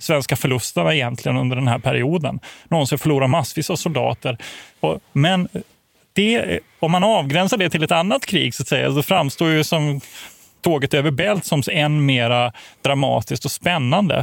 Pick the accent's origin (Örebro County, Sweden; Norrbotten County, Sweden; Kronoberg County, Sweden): Kronoberg County, Sweden; Växjö; Jag är född i Växjö.